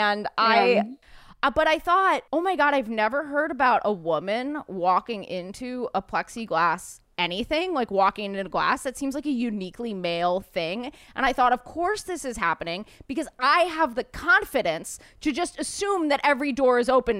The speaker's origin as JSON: {"language": "English", "town": "New York City", "region": "New York", "country": "United States", "said": "as a New Yorker"}